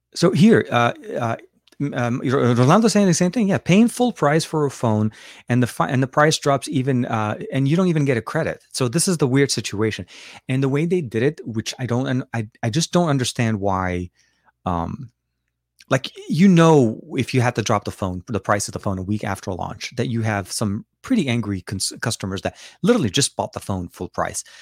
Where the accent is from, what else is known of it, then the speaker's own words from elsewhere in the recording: Lebanon; now in Los Angeles, United States; I was born in Lebanon, so I speak obviously Arabic